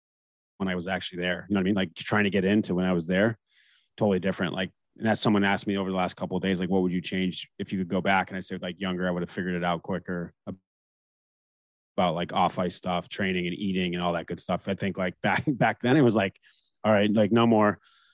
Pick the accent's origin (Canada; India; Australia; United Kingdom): Canada; And I even being American, I grew up in Canada, right? Like I played junior, whatever. I started playing tier two junior and 14 up there.